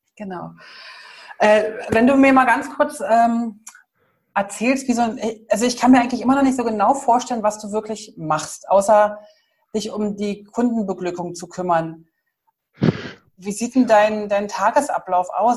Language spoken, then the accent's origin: German; Germany; Wir sind ja halt als Deutsche